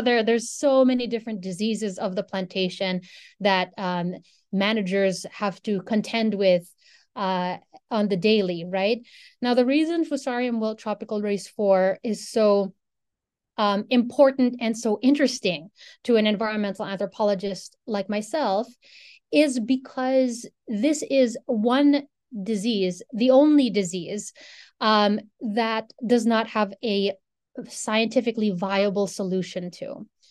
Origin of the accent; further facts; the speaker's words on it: Philippines; moved away as an adult; now in Ann Arbor, United States; I'm a Filipino person. That's where I grew up